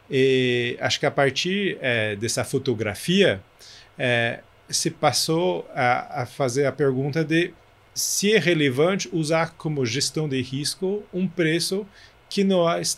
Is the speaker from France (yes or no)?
yes; France; accent: French; Portuguese is a second language; now in Brazil; eu sou francês, então desculpa pelo sotaque, disso não melhora muito.